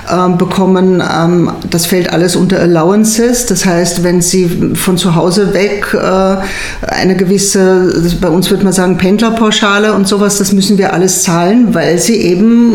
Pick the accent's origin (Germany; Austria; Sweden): Austria; Und das ist natürlich für kenianische Verhältnisse, es wäre auch bei uns in Österreich ein super tolles Gehalt, zweieinhalbtausend Euro.